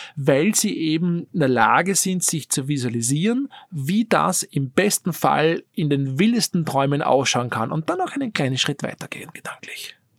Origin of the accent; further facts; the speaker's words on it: Austria; als Österreicher, als Europäer